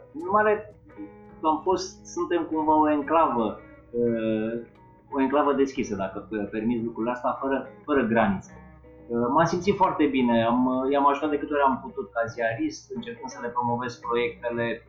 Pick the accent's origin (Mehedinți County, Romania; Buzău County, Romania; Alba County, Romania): Mehedinți County, Romania; Drobeta-Turnu Severin; moved away as an adult; Eu sunt născut în turnul Severin și până la 19 ani am locuit acolo